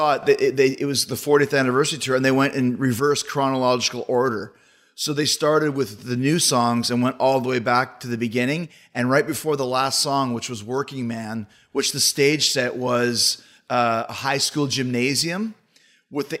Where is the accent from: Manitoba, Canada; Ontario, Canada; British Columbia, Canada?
Manitoba, Canada; Winnipeg; moved away; growing up in Canada